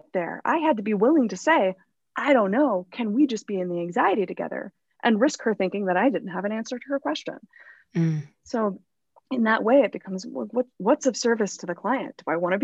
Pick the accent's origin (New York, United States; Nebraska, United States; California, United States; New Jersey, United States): California, United States; Los Angeles; growing up in Hollywood and again, still living in LA years later